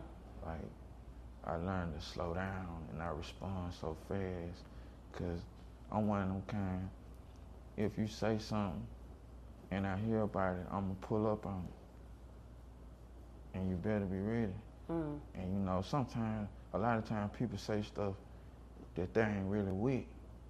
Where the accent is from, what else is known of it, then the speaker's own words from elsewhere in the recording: Seattle, Washington, United States; I got crossover rap because I grew up in Seattle.